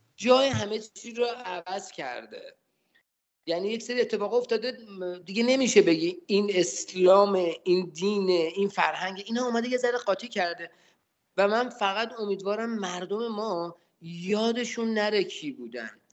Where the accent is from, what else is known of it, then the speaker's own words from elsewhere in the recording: Tehran, Tehran Province, Iran; اهل تهران هستم